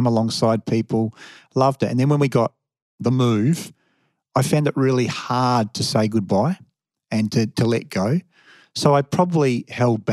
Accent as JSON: {"language": "English", "town": "Perth", "region": "Western Australia", "country": "Australia", "moved": "yes", "said": "I was from Perth"}